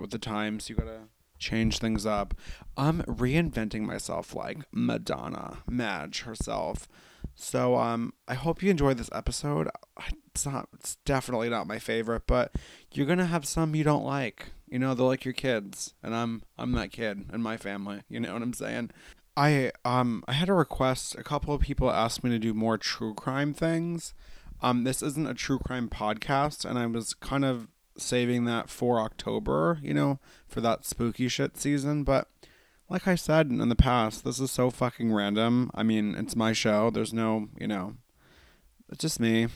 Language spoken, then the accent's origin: English; New York, United States; also born or lived in Los Angeles; I'm from New York